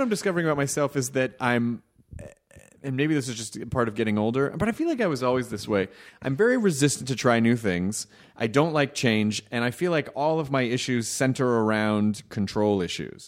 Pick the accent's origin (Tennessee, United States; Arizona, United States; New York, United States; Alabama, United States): Tennessee, United States; Memphis; moved away; also born or lived in Louisville, Kentucky; I was born in Louisville, Kentucky, and I grew up in Memphis